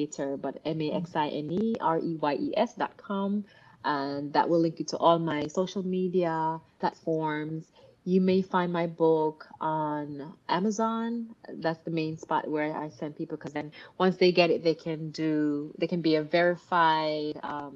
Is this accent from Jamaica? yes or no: yes; Jamaica; moved away; also born or lived in Miami; growing up in Jamaica, coming to Miami, from Miami, joining the Air Force